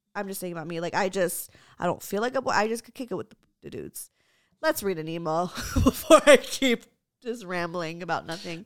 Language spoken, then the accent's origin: English; United States; my parents are immigrants, so they were raised in the Philippines, I was raised in America